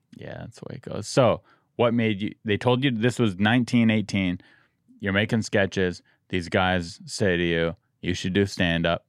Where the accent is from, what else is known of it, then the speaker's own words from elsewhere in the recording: San Diego, California, United States; I grew up in San Diego